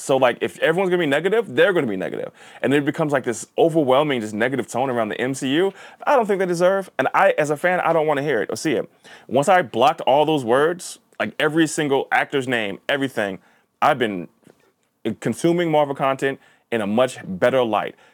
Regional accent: Linden, New Jersey, United States; also born or lived in New York City; my main schooling in New Jersey was in a, a, basically a Polish town, uh, Linden, New Jersey

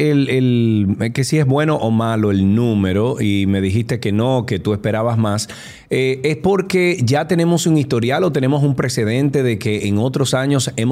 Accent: Dominican Republic

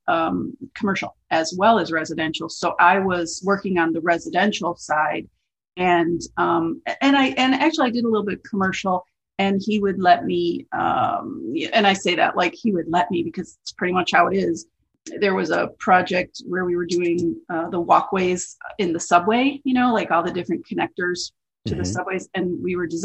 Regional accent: River Forest, Illinois, United States; I grew up in a suburb called Oak Park, Illinois. Well, actually I grew up in River Forest, but it's Oak Park and River Forest is practically the same place.

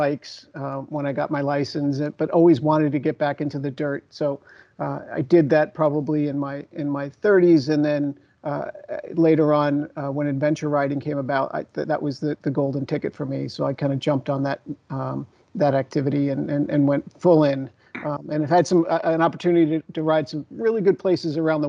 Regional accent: New York, United States; I'm an East Coast guy. I grew up just outside of New York City.

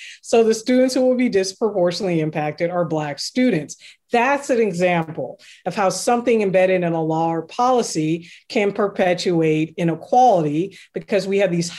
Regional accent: Seattle, Washington, United States; I'm from Seattle

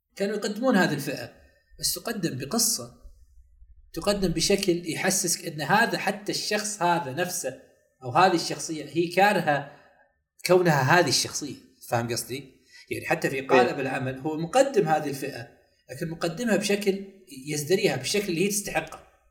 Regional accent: Saudi Arabia; احنا في السعودية يعني كسعوديين

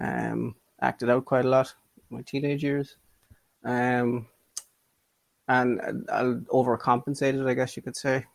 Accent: Ireland; I'm a crossdresser from Ireland

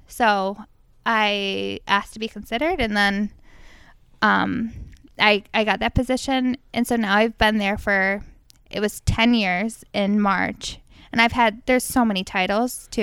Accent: Fairport, New York, United States; also born or lived in Rochester, New York; I grew up in Fairport

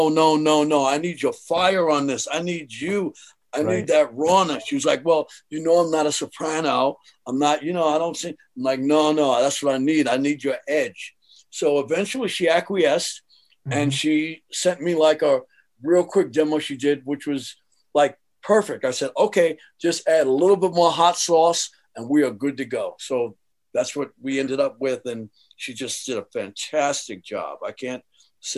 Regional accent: New York City, New York, United States; so now I'm from Jamaica, Queens

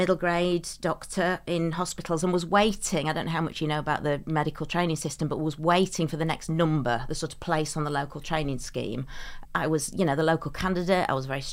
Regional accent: Derbyshire, East Midlands, United Kingdom; now in Sheffield, United Kingdom; Sheffield is my adopted home. I was from Derbyshire

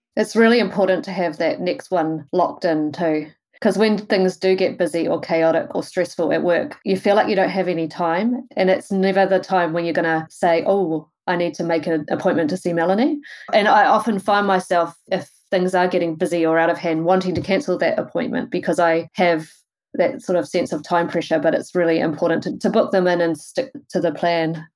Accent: Wellington, New Zealand; moved away as an adult; also born or lived in Rotorua; now in Tauranga, New Zealand; I'm from Wellington originally

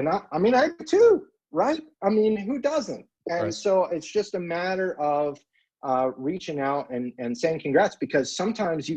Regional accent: California, United States; moved away; the California high school that I went

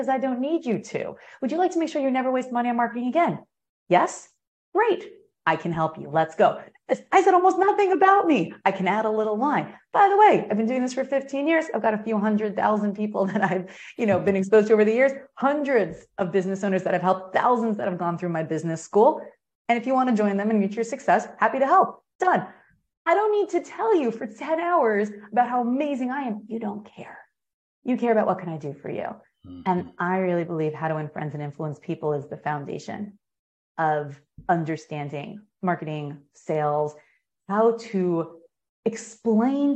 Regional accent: United States; I'm American

